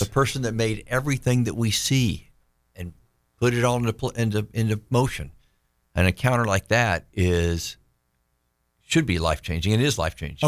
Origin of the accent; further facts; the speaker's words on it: Tallahassee, Florida, United States; Tallahassee, Florida